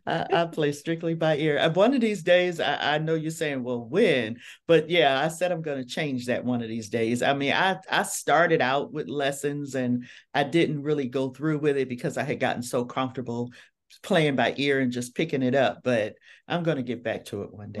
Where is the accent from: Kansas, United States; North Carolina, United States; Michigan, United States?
Michigan, United States; Detroit; I am from Detroit, Michigan